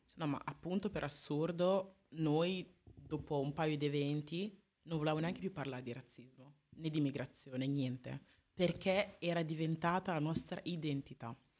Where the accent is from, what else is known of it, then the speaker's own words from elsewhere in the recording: Italy; dopo vent'anni qua in Italia, nata e cresciuta in Italia